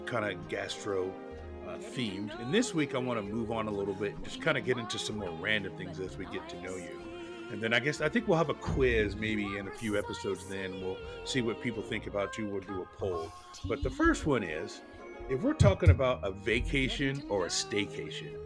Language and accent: English; Portland, Oregon, United States; I grew up in Portland, Oregon